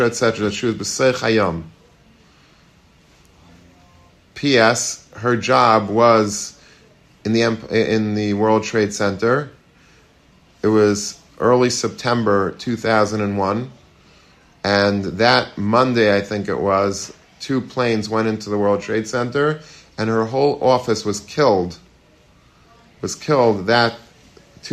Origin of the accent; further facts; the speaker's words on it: Long Beach, United States; I grew up in Long Beach